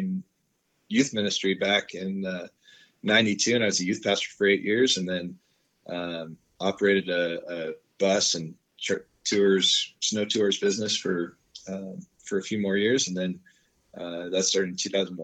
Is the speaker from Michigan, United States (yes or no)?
no; San Clemente, California, United States; I grew up in San Clemente, California